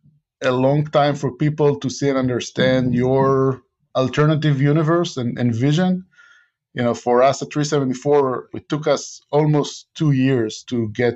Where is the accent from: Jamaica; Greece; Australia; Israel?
Israel; English is a second language; I was born and raised in Israel, and Israel is doing a lot in R&D.